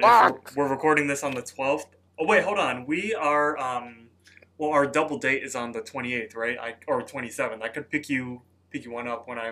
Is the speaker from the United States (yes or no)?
yes; Chicago, Illinois, United States; We're from Chicago, so we love like our sandwiches dipped, you know.